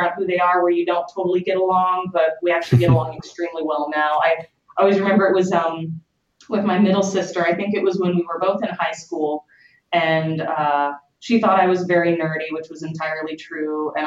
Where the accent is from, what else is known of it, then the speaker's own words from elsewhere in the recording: Katy, Texas, United States; moved away as an adult; also born or lived in Houston, Texas; now in California, United States; I'm originally from Katy, Texas, which is a suburb of Houston. Actually moved out to California to start Obsidian about 4.5 years ago.